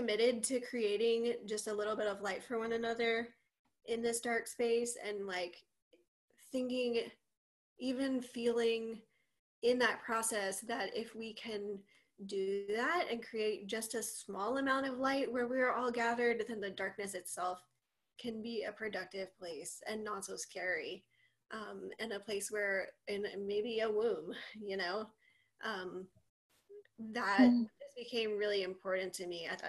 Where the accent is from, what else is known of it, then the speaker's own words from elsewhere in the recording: the South, United States; moved away as an adult; also born or lived in Boston; I am from the South, and I was living there for grad school